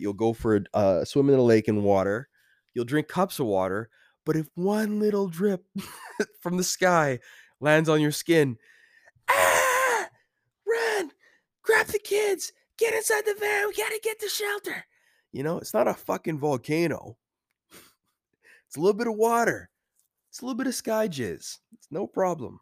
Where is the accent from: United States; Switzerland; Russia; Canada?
Canada; As a Canadian boy